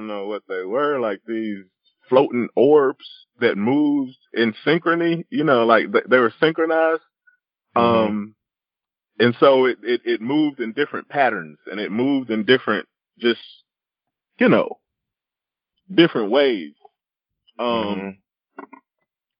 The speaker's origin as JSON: {"language": "English", "region": "South Carolina", "country": "United States", "tie": "born or raised there", "said": "I grew up in South Carolina"}